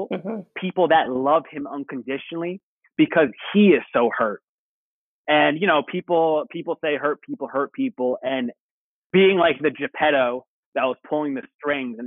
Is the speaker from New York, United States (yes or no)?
yes; Long Island, New York, United States; I'm originally from Long Island.